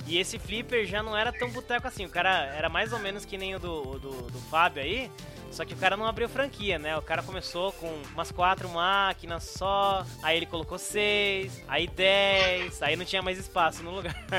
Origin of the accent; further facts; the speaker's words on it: São Roque, São Paulo, Brazil; moved away; also born or lived in Bolivia; quando eu me mudei para São Roque, que é minha cidade natal